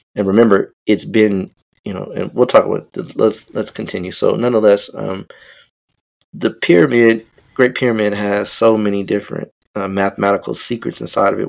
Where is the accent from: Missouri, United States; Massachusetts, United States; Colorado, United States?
Colorado, United States; Denver; I'm from Denver